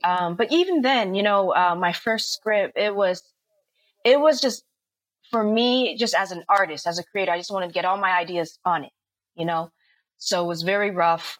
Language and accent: English; the Bay Area, California, United States; now in Los Angeles, United States; I'm from the Bay Area